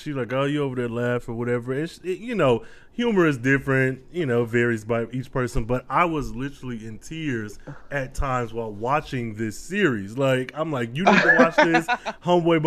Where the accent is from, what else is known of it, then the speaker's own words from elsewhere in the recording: Flint, Michigan, United States; moved away as an adult; now in Texas, United States; I am actually from Flint, Michigan, and went to the University of Michigan my damn self.